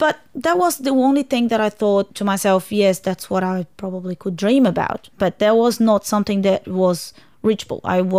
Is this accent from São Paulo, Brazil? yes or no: yes; São Paulo, Brazil; English is a second language; also born or lived in Fortaleza; I was raised in Fortaleza for a couple of years, or probably 3 years, then back to São Paulo again.